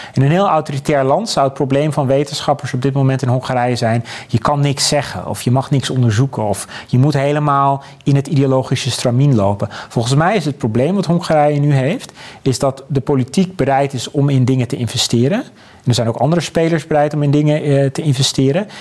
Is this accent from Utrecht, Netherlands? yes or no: yes; Abcoude, Utrecht, Netherlands; in Apkoude waar ik vandaan kom